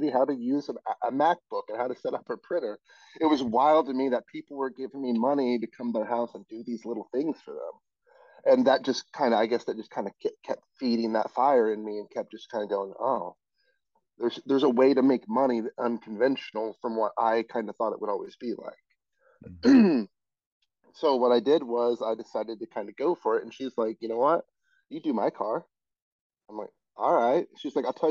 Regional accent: Colorado, United States; moved away as an adult; I just moved here. I'm from Colorado

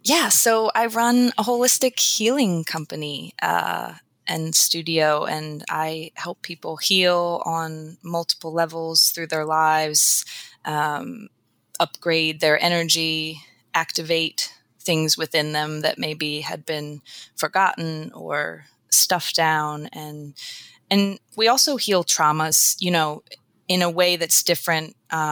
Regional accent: Eastern Shore, United States; I grew up on the Eastern Shore

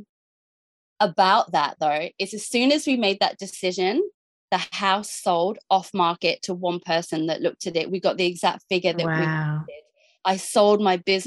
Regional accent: Jervis Bay, New South Wales, Australia; moved away; we're from Jervis Bay

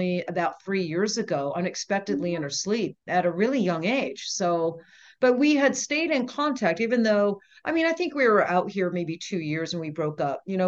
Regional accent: Maine, United States; now in Las Vegas, United States; I grew up in Maine on the coast

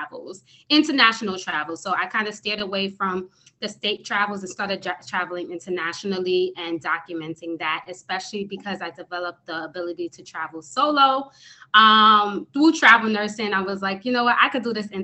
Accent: New York City, New York, United States; I am originally from New York City, born and raised in the Bronx, New York

